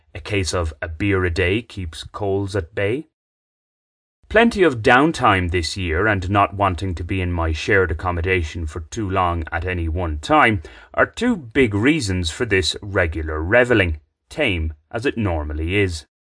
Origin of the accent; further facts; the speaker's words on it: Ireland; now in Bogotá, Colombia; an Irishman who likes the occasional beer